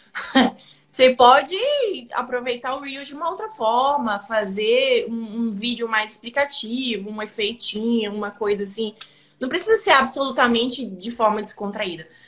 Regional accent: Maranhão, Brazil; also born or lived in São Paulo; now in São Luís, Brazil; Eu cresci aqui no Maranhão, mas eu fui para São Paulo

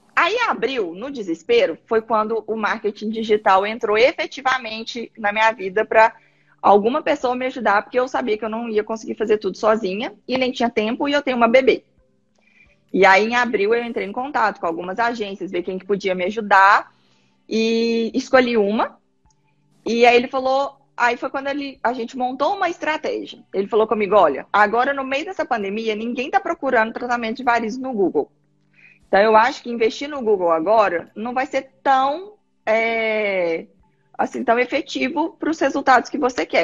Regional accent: Minas Gerais, Brazil; moved away as an adult; also born or lived in Belo Horizonte; now in Paraná, Brazil; eu sou mineira

